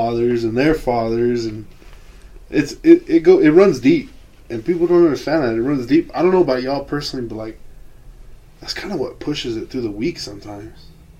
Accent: New Mexico, United States; I'm from New Mexico.

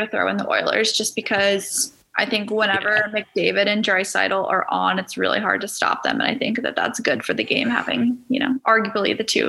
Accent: Philadelphia, Pennsylvania, United States; I'm from Philly

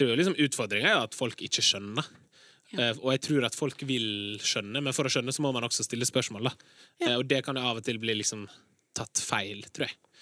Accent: Larsnes, Møre og Romsdal, Norway; Jeg kommer fra Larsnes

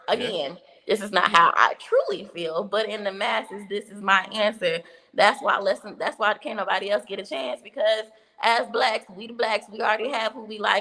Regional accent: Dallas, Texas, United States; I'm from Dallas

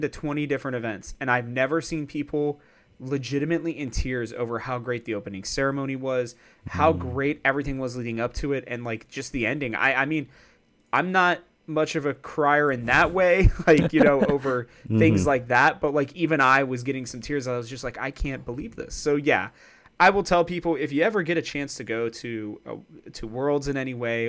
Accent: East Coast, United States; because I'm actually from the East Coast as well.

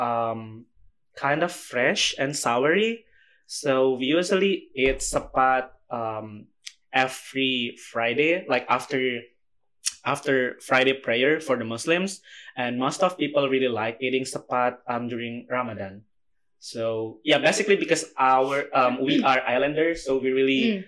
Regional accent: Sumbawa, West Nusa Tenggara, Indonesia; moved away; I come from Sumbawa. It's a small island in eastern part of Indonesia

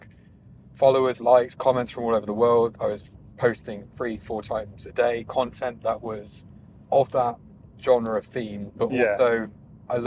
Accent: Leicester, East Midlands, United Kingdom; I was a kid from Leicester, not from money

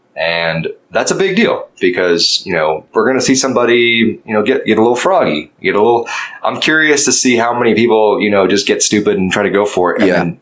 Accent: Oklahoma, United States; also born or lived in Fort Worth, Texas; my home state

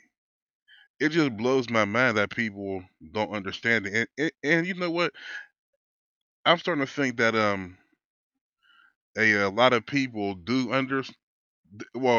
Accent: Wilkinsburg, Pennsylvania, United States; I grew up in Wilkesburg, Pennsylvania, which is a low-income community

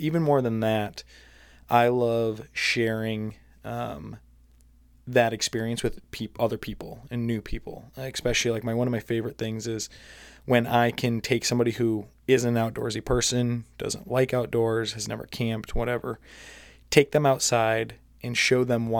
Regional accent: Michigan, United States; I grew up in Michigan, spending a lot of time outdoors, hunting, camping, stuff like that.

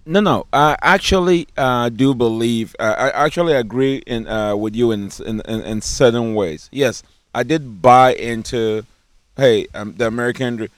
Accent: Ghana; accent: African; now in United States; I grew up in Ghana

